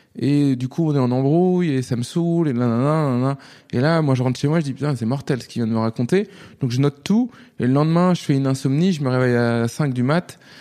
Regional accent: Nantes, Pays de la Loire, France; moved away as an adult; also born or lived in London, United Kingdom; now in Paris, France; quand j'ai grandi à Nantes

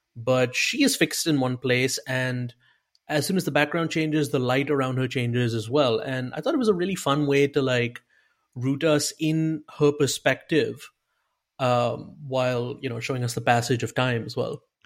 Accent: India; I'm, I'm Indian.

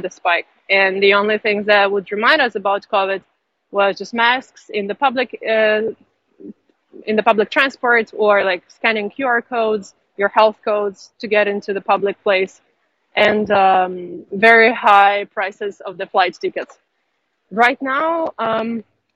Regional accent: Ukraine; now in China; because I'm Ukrainian, I'm from Ukraine

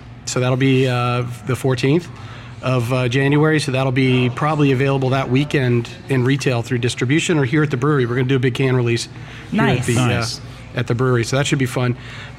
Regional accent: Baton Rouge, Louisiana, United States; also born or lived in Netherlands; now in New Jersey, United States; I was, born in Louisiana. I grew up in Baton Rouge.

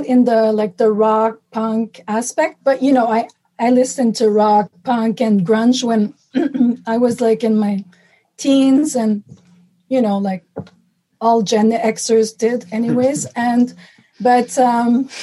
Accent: Montreal, Quebec, Canada; moved away as an adult; now in Toronto, Canada; I'm from Montreal, and I moved to Toronto permanently.

